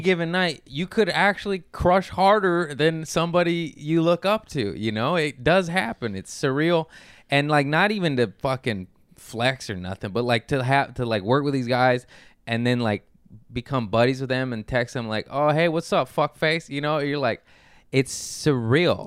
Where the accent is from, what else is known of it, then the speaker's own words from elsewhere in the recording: Torrance, California, United States; also born or lived in Harbor City / Lomita; I grew up in Torrance, West Torrance, born in Harbor City. Then I moved to Lomita